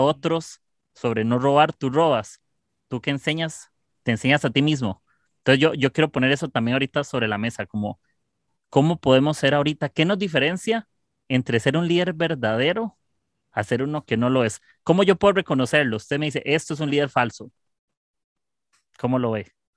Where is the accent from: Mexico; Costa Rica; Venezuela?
Costa Rica; soy de Costa Rica